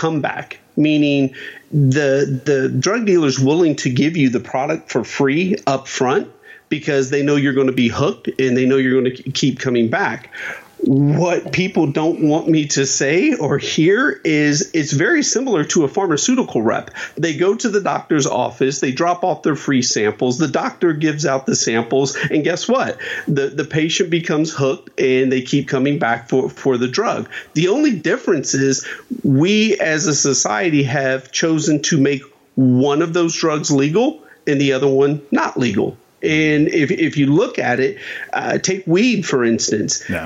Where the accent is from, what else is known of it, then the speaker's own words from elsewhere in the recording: Dayton, Ohio, United States; I grew up in Dayton, Ohio